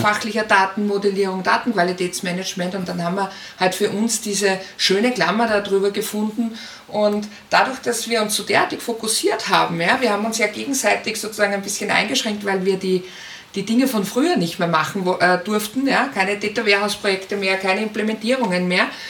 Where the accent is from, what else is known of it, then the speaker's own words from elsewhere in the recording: Linz, Upper Austria, Austria; Ich komme aus Österreich, bin in Linz zu Hause